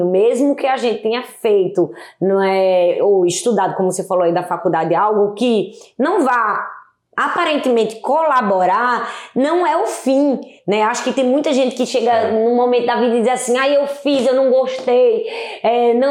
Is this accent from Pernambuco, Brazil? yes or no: yes; Recife, Pernambuco, Brazil; accent: nordestino; De Recife. De Recife. É, meu sotaque é bem nordestino.